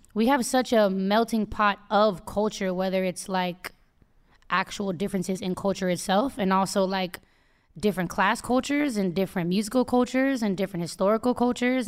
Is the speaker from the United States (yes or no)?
yes; Oakland, California, United States; I'm from the Bay